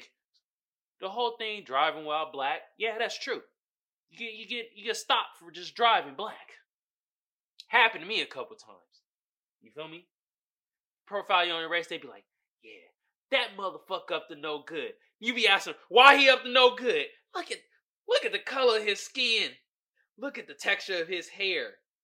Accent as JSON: {"language": "English", "town": "Oakland", "region": "California", "country": "United States", "tie": "born or raised there", "said": "my hometown, Oakland, California"}